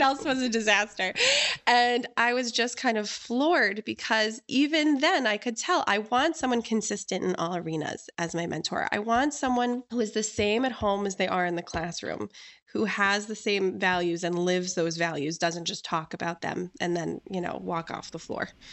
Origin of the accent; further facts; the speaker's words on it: Wilton, Connecticut, United States; I grew up in Wilton, Connecticut, which is not a Jewish area